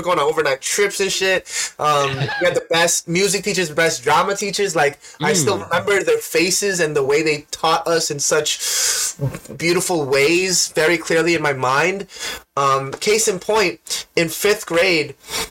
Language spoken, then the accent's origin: English; New York City, New York, United States; accent: Queens; I was born and raised in Queens.